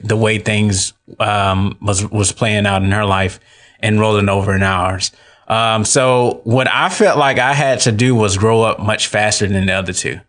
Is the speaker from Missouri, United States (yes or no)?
no; Atlanta, Georgia, United States; moved away as an adult; now in Tallahassee, United States; I was born and raised in Atlanta, Georgia. Um, I moved to Tallahassee in twenty fifteen